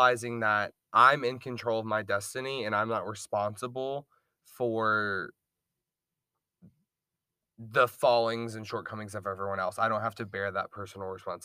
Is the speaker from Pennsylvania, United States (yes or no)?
no; Augusta, Georgia, United States; born and raised in Augusta, Georgia